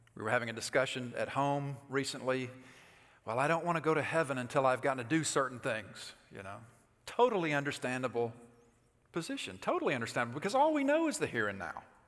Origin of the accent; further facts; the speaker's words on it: Alabama, United States; moved away; I'm from Alabama